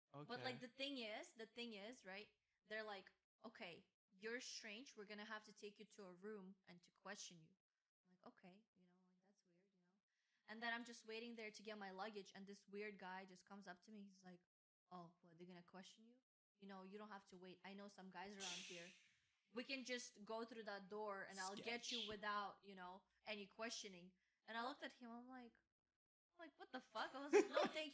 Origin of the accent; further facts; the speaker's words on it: Uzbekistan; now in New York, United States; this is an Uzbek passport. So I'm from here. You know, I'm here to visit my family